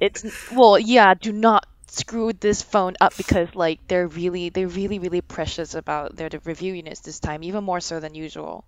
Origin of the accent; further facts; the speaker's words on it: Singapore; moved away; I'm from Singapore. I'm going back soon